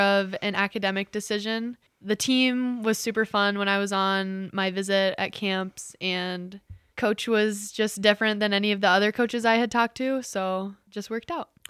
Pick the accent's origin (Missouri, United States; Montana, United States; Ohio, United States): Ohio, United States; Mason; moved away as an adult; now in Hillsdale, United States; I am from Mason, Ohio, which is a suburb outside of Cincinnati